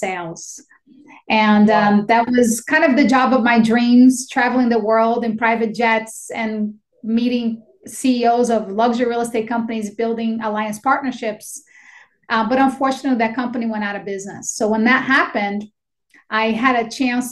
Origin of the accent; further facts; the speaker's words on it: Brazil; English is a second language; moved away as an adult; also born or lived in Astoria, Queens, New York; now in United States; I was born and raised in Brazil. I came here when I was 18 years old, and I had $200 that my parents gave me, and I didn't know how to speak a word of English